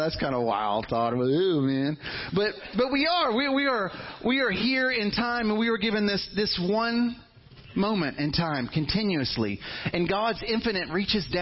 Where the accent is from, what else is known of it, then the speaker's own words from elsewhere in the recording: Fairhope, Alabama, United States; all my life, I grew up in Fairhope. And, you know, I thought all Alabama was like Fairhope when I was a teenager.